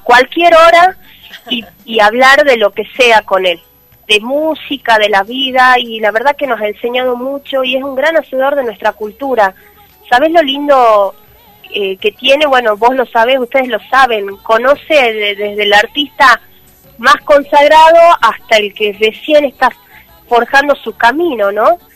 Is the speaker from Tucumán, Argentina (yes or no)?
yes; Tucumán, Argentina; moved away; soy tucumana y llevo mi bandera de mi provincia a donde voy